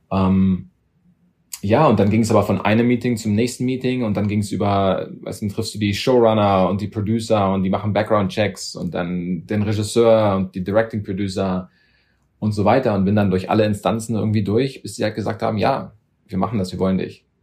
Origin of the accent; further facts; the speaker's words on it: Germany; also born or lived in London; habe da, ich glaube, nur zwei oder drei Jahre gelebt, bin aber dann in Deutschland groß geworden und aufgewachsen